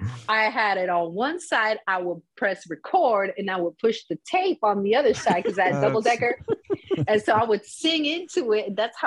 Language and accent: English; Miami, Florida, United States; also born or lived in St. Croix, Virgin Islands / Houston, Texas; And then I was born in Miami. We moved to the Virgin Islands. So I grew up between Miami, St. Croix, Virgin Islands, and Houston, Texas